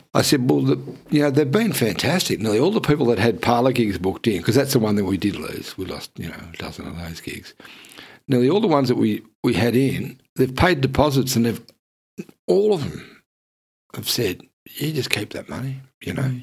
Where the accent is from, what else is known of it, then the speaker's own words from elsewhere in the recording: Geelong, Victoria, Australia; now in Melbourne, Australia; I live here and not in Geelong. You know, because I grew up in Geelong